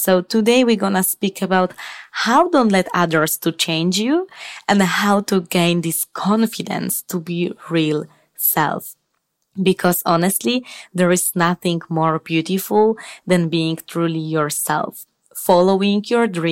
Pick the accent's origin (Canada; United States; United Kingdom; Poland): Poland; moved away as an adult; now in Spain; I'm originally from Poland